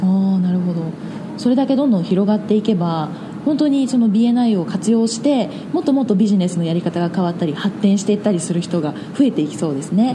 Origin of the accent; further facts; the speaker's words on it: Matsuyama, Ehime, Japan; 私は松山の生まれ